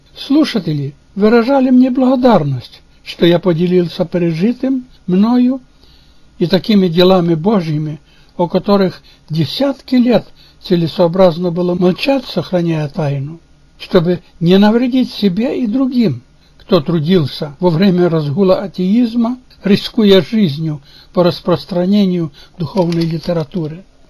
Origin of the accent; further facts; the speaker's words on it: Kamenka, Chernivtsi Oblast, Ukraine; Russian is a second language; moved away as an adult; now in Portland, United States; Я уроженец и прожил 60 лет в селе Каменка Черновицкой области на Украине